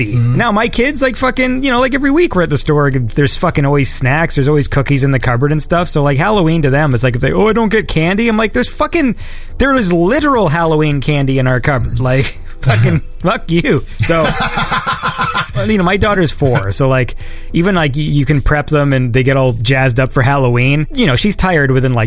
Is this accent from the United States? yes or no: no; Ontario, Canada; my hometown, 20 minutes away, there was like the last drive-in in Ontario